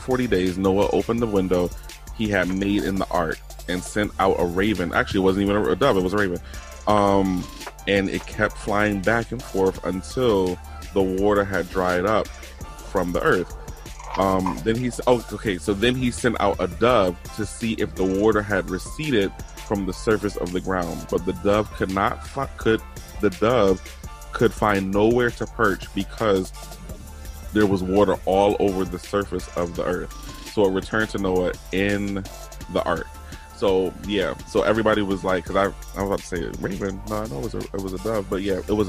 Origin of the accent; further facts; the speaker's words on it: Virginia, United States; now in Connecticut, United States; growing up in Virginia, my grandfather being here would always say like he would listen to the 880 news.